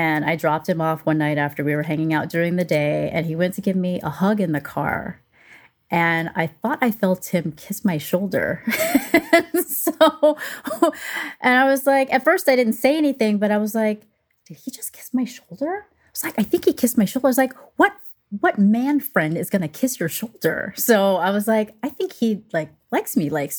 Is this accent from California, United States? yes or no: yes; Los Angeles, California, United States; I live in Los Angeles. I'm born and raised in Los Angeles.